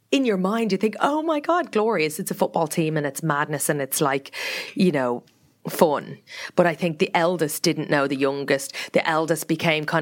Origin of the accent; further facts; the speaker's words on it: Meath, Leinster, Ireland; moved away; we grew up outside Meath.